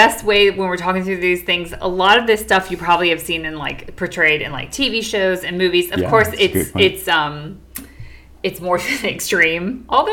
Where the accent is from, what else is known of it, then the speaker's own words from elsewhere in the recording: United States; moved away as an adult; now in London, United Kingdom; We moved from the United States, where we had lived all of our lives